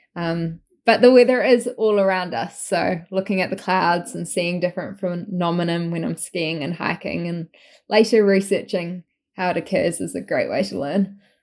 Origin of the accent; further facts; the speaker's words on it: New Zealand; moved away as an adult; now in Vancouver, Canada; I grew up in New Zealand, as you might tell by the accent, um, not from Australia, from New Zealand.